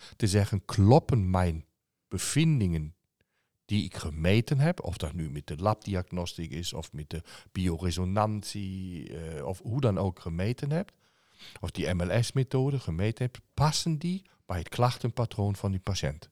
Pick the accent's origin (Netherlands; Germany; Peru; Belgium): Germany; als Duitser